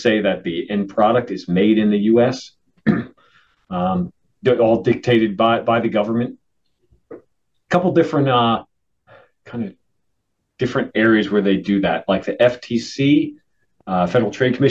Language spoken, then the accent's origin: English; Philadelphia, Pennsylvania, United States; I'm a Philadelphian, hey. Born and raised